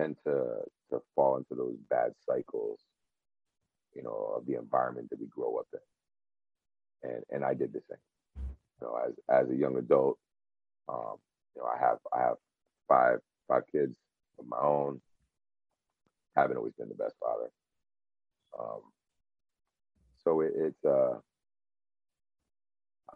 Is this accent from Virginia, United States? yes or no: no; Connecticut, United States; also born or lived in California; So I was born in California. I want to say I was seven years old. We moved to Connecticut